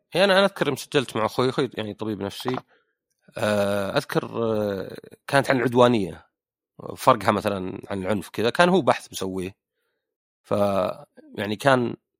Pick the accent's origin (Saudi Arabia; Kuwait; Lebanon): Saudi Arabia; عندنا بالسعوديه